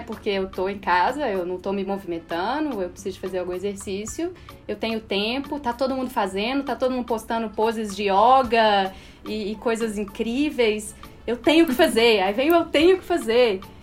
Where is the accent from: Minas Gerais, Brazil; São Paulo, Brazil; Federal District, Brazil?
Minas Gerais, Brazil; E eu sou mineira, minha família tem uma coisa de comer